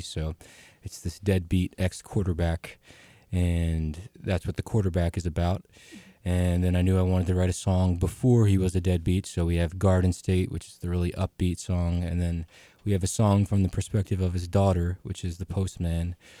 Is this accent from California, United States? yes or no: no; Woodstown, New Jersey, United States; the Blue Moon Theater in my hometown of Woodstown, New Jersey